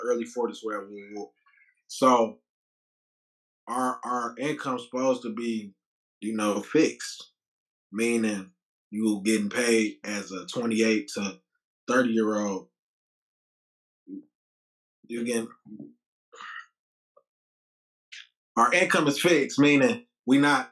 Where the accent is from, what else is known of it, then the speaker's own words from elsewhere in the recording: Detroit, Michigan, United States; I'm from Detroit